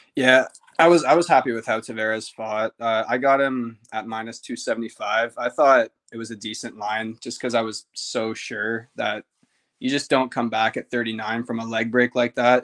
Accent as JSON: {"language": "English", "town": "Ottawa", "region": "Ontario", "country": "Canada", "said": "I'm very Canadian"}